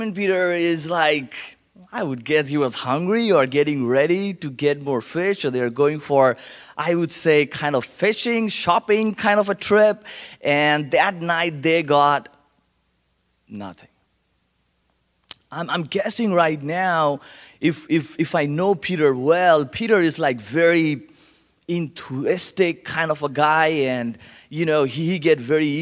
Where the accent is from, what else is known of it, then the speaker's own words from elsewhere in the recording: Kolkata, West Bengal, India; accent: Indian; English is a second language; now in Colorado Springs, United States; born and raised in India